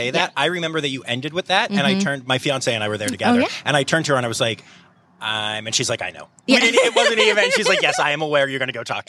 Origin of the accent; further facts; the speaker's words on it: Pennsylvania, United States; I am from Pennsylvania